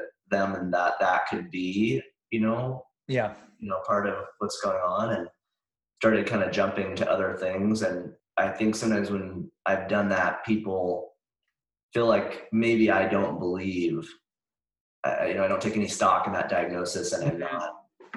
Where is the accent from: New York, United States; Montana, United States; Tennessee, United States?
Montana, United States; now in Santa Barbara, United States; I grew up in Montana